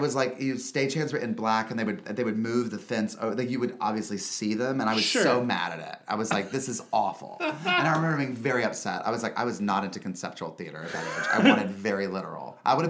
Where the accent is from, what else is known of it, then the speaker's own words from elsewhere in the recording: North Carolina, United States; North Carolina, outside of Charlotte.